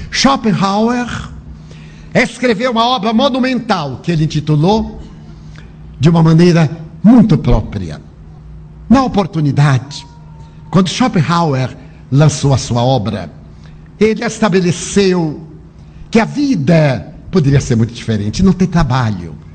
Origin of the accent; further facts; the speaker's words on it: Santo André, São Paulo, Brazil; born there; Imagina, nasci aqui em Santo André. Estou acostumado com este oxigênio poluído maravilhoso.